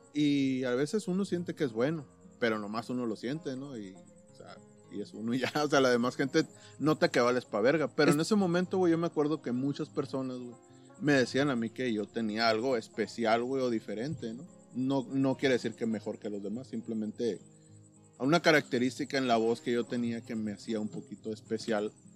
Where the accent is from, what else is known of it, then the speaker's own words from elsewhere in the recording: Caborca, Sonora, Mexico; yo vengo de Caboca